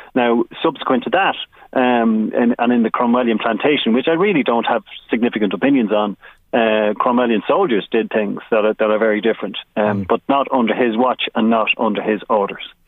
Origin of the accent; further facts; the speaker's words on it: Drogheda, Leinster, Ireland; I'm from Drogheda